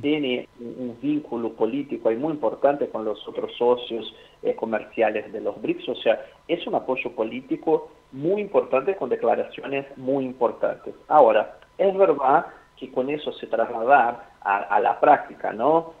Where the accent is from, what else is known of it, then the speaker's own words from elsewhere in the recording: Brazil; now in Argentina; nosotros como brasileños